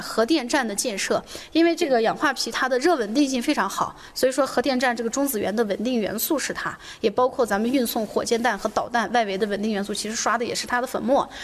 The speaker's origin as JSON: {"language": "Chinese", "region": "Xinjiang", "country": "China", "accent": "Xinjiang dialect", "said": "用我们新疆话说"}